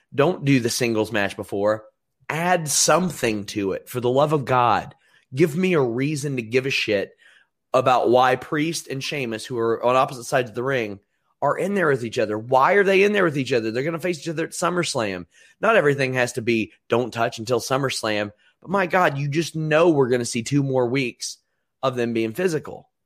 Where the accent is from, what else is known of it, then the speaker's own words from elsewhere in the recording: Maysville, Kentucky, United States; my hometown is Maysville, Kentucky, which is just across the river